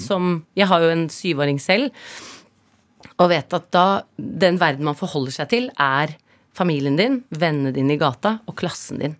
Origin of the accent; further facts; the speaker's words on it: Oslo, Norway; also born or lived in Herøy, Nordland, Norway; Jeg snakket nordnorsk når jeg kom til Oslo